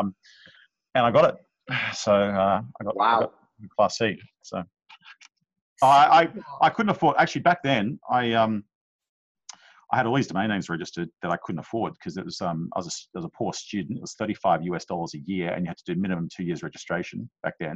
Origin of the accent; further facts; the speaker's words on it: Jakarta, Indonesia; moved away; I grew up in Jakarta